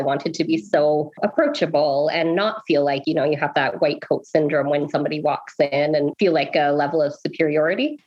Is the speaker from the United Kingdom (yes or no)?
no; Oakville, Ontario, Canada; now in Lethbridge, Canada; We were born and raised in Oakville, Ontario.